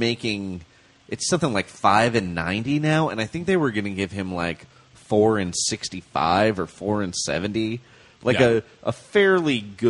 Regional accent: Bay Area, California, United States; I grew up in the Bay Area

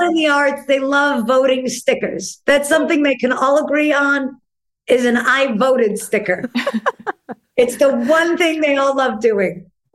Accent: New York City, New York, United States; there are definite pros of being a New Yorker

